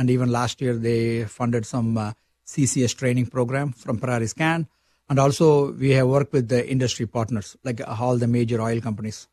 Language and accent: English; India; moved away as an adult; now in Saskatchewan, Canada; You can see from a slang, I'm from India